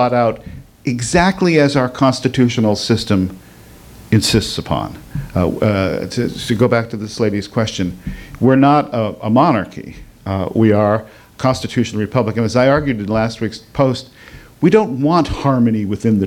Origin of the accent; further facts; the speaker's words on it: United States; as an American